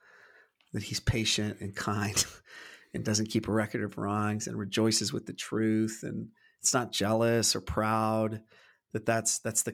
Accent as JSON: {"language": "English", "country": "United States", "tie": "born or raised there", "said": "I've always struggled growing up in the American church, that really only being the only context that I've been swimming in."}